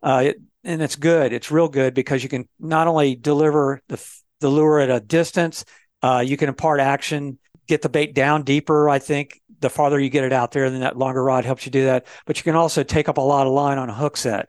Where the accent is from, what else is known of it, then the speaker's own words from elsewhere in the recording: Florida, United States; I was raised in Florida